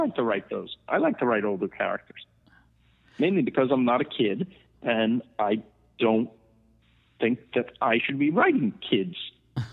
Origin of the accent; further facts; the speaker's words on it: Rockland County, New York, United States; also born or lived in Queens; our town that we grew up in Rockland County